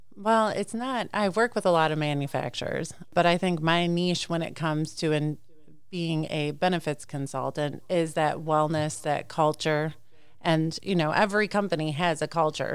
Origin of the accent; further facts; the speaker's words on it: Clinton, Wisconsin, United States; I'm a farmer's daughter. I grew up in Clinton, Wisconsin.